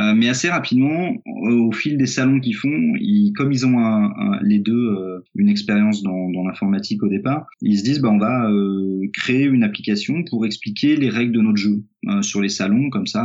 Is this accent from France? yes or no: yes; Auxerre, Bourgogne-Franche-Comté, France; moved away; also born or lived in Lyon / Nancy; j'ai grandi, j'ai à Auxerre